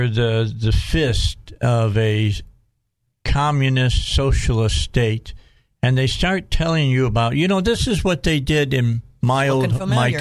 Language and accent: English; Cabot, Arkansas, United States; that's my hometown